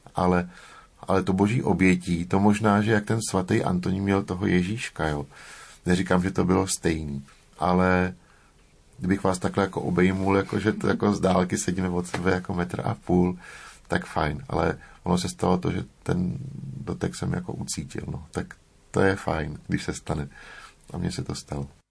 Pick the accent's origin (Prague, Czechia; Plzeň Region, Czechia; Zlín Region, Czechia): Prague, Czechia; jsem se narodil v Praze